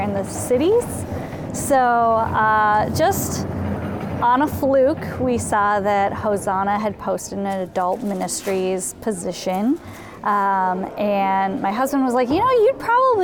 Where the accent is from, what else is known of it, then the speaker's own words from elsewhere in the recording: Burnsville, Minnesota, United States; I grew up in Burnsville, which is the next town over from